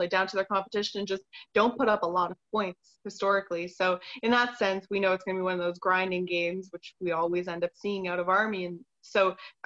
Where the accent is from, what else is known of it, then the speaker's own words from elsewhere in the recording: Toronto, Ontario, Canada; I'm born and raised in Toronto